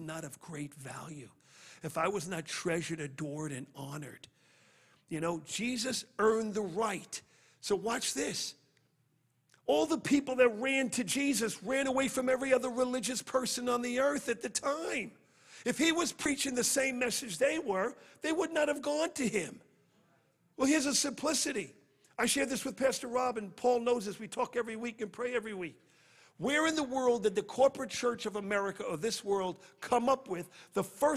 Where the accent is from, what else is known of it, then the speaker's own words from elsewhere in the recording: New York City, New York, United States; growing up in Brooklyn